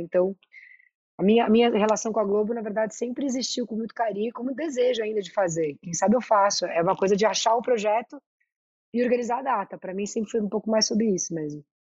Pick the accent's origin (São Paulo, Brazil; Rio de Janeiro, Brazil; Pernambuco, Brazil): São Paulo, Brazil; Eu sou muito da Vila Madalena, eu sou muito paulista, paulistana